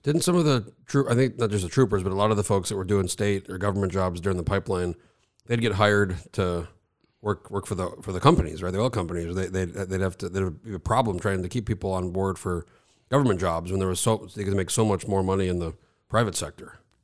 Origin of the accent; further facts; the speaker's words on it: New Mexico, United States; now in Alaska, United States; I grew up in New Mexico, so I was born in eighty-four. We moved there when I was a baby, so I grew up there